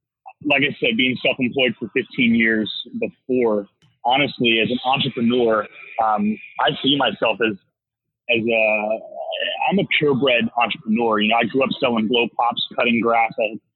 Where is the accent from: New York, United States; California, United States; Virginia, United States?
Virginia, United States; Williamsburg; born there; I was born in Williamsburg, Virginia.